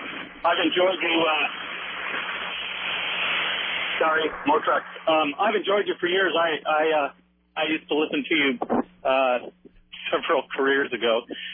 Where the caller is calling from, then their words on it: Portland, United States; Portland. I am the delivery man, ….